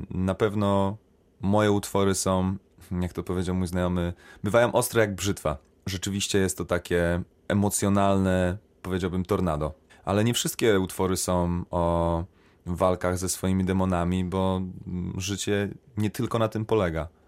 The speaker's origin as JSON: {"language": "Polish", "country": "Poland", "also_born_or_lived": "Sweden", "moved": "yes", "said": "będąc w Szwecji przez 9 lat, ja zawsze sobie powtarzałem, że ja nie jestem Szwedem, ja jestem Polakiem."}